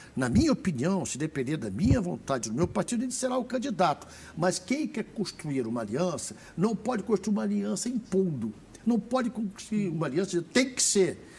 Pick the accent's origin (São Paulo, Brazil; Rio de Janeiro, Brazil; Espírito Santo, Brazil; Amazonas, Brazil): Rio de Janeiro, Brazil; Rio; eu sou do Rio